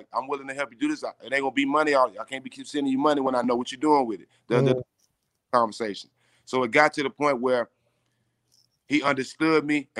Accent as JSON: {"language": "English", "town": "Port Arthur", "region": "Texas", "country": "United States", "said": "So I'm from Port Arthur, Texas, which is like an hour and a half away"}